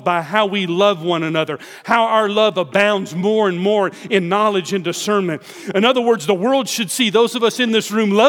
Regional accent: Houston, Texas, United States; where are you from? Houston.

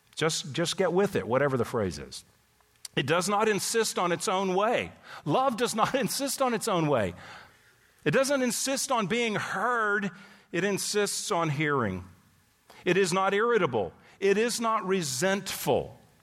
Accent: Texas, United States; moved away as an adult; also born or lived in California; I grew up in Texas. Went to California for two decades

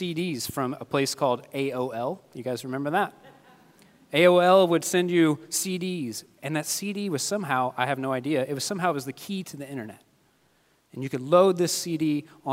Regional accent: Kentucky, United States; moved away; I'm from Kentucky

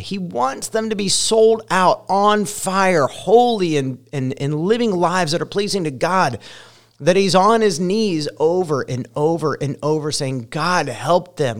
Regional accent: Ohio, United States; moved away as an adult; also born or lived in Colorado; now in Indiana, United States; I spent the first, uh, I don't know, twenty three years of my life in Ohio, and I identify more as a Buckeye

